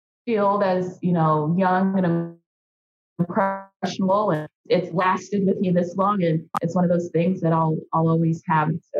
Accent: Indianapolis, Indiana, United States; I'm born and raised in Indianapolis. So I'm a city girl, but my family hails from rural Mississippi

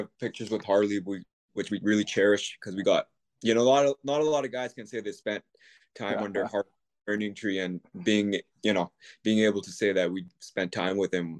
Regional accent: India; we wanted to be heels, not because we're from India, but heels because we're moving from India

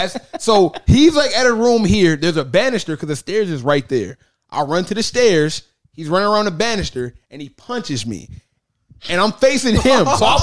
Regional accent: East Cleveland, Ohio, United States; I am from East Cleveland. If you don't know where that's at, I'm from the hood.

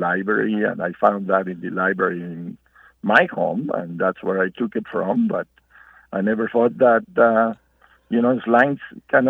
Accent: Mexico; English is a second language; moved away as an adult; also born or lived in Denver, Colorado; now in Tucson, United States; I left Mexico, came to Denver, Colorado

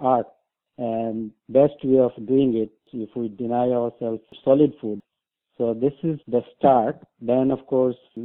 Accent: Bangladesh; now in Mississauga, Canada; I'm originally from Bangladesh

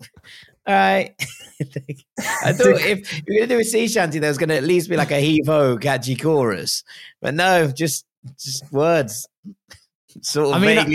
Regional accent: London, United Kingdom; I'm from West London

